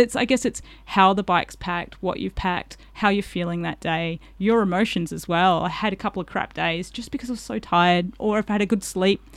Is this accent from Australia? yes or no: yes; Collie, Western Australia, Australia; I did a little bit of growing up in Collie, so I knew that area quite well